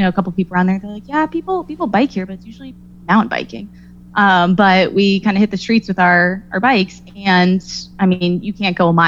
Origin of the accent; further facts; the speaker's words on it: Dallas, Texas, United States; moved away as an adult; now in New England, United States; I'm originally from Texas